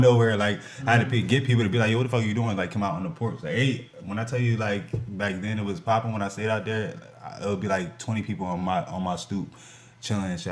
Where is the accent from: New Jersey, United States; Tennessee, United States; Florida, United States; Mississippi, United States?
New Jersey, United States; Lawrenceville; also born or lived in Trenton, New Jersey; I grew up in Lawrenceville, New Jersey, so I went to all Lawrenceville schools